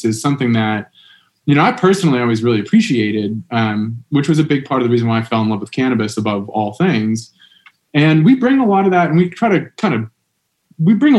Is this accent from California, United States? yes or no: no; the Berkshires, Massachusetts, United States; I'm from here in the Berks. I'm from a town over